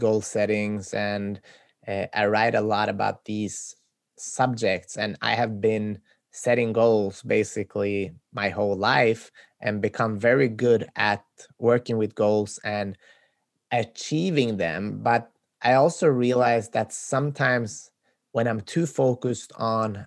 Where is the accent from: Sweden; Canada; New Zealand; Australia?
Sweden; moved away as an adult; now in United States; I'm from Sweden